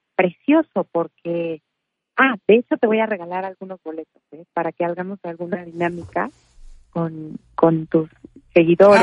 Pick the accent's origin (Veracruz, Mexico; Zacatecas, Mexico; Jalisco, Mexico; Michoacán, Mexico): Michoacán, Mexico; Morelia; yo nací en Morelia, soy de Morelia, Michoacán